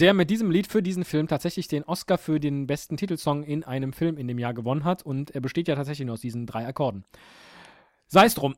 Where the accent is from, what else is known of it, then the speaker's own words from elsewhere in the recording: Rhineland, Germany; Ich komme aus dem Rheinland, da sagt man